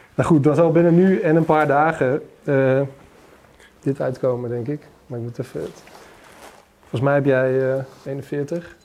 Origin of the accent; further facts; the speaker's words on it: Achterhoek, Gelderland, Netherlands; moved away; naar de achterhoek waar ik vandaan kom